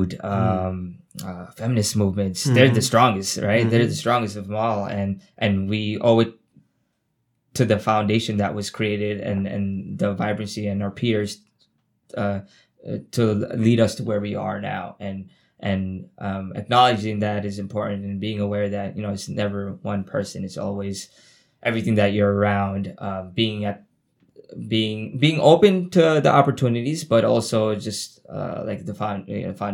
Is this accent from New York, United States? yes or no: yes; New York City, New York, United States; I'm from Queens Village